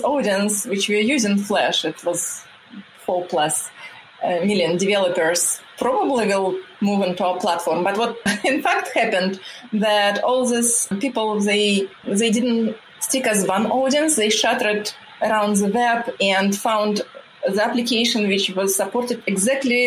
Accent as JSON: {"language": "English", "country": "Russia", "second_language": "English", "moved": "as an adult", "lives_now": "United States", "said": "I came from Russia where we don't have this big of gap between men and women"}